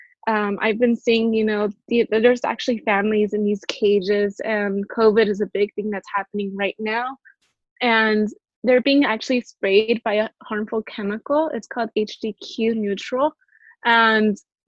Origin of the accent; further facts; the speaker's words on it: San Diego, California, United States; also born or lived in Inglewood, California / Compton, California; And then I ended up moving to City Heights, and I've been here since